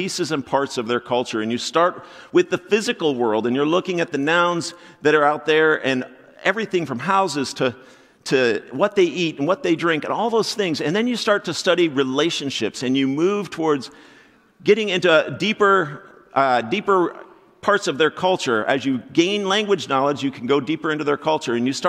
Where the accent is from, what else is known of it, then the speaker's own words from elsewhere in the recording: Florida, United States; moved away as an adult; now in Crofton, United States; we're from Florida.